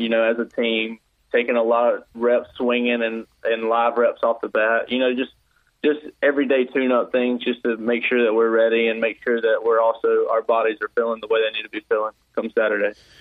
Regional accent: South Georgia, United States; I'm from South Georgia, so I was a pretty big Braves fan.

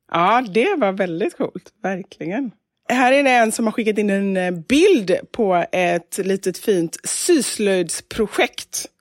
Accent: Gothenburg, Västra Götaland, Sweden; jag är från Kortedala

